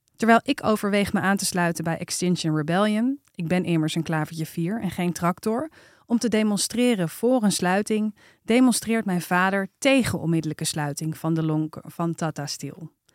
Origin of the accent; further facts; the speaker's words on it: IJmond, North Holland, Netherlands; De Eimond, daar ben ik opgegroeid